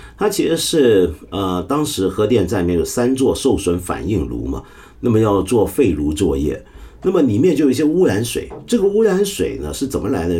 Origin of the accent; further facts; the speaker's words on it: Hong Kong; 我在香港，我们香港人